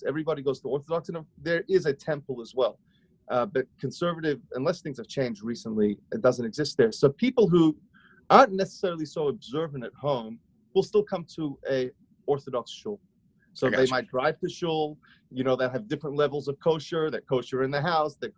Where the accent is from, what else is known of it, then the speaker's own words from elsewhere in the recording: Sydney, New South Wales, Australia; moved away as an adult; now in Brooklyn, United States; I grew up in Australia. I'm from Sydney, Australia. You might still hear a hint of a twang, a hint of my accent